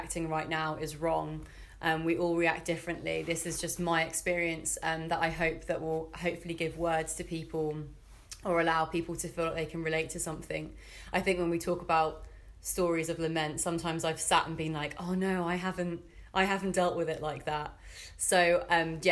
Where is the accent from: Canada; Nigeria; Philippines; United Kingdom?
United Kingdom; Fleet, South East England; moved away as an adult; now in Bristol, United Kingdom; I'm originally from Fleet in Hampshire